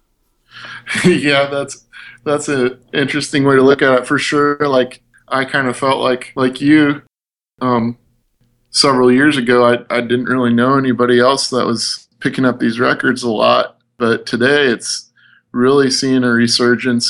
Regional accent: Midwest, United States; we're from the Midwest

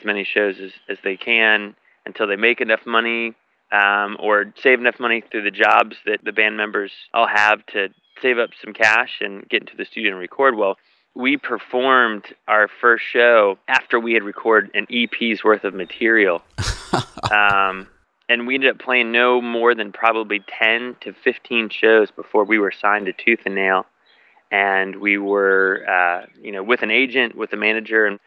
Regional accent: Virginia Beach, Virginia, United States; born or raised there; moved away as an adult; now in Nashville, United States

